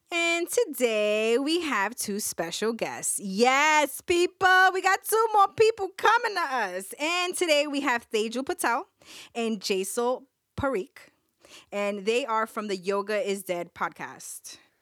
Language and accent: English; New York City, New York, United States; we grew up in Fort Greene. We grew up in Fort Greene